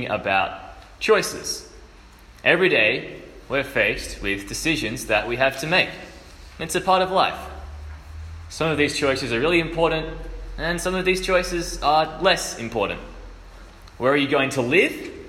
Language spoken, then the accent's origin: English; Adelaide, South Australia, Australia; moved away as an adult; I am originally from Adelaide, but I'm up here for a year doing a gap year program